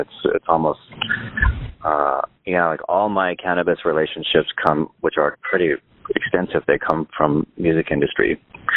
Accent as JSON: {"language": "English", "region": "Northern California", "country": "United States", "tie": "born or raised there", "also_born_or_lived": "Montreal, Canada / Los Angeles", "moved": "yes", "lives_now": "Las Vegas, United States", "said": "they moved back to Northern California when I was 9 months old"}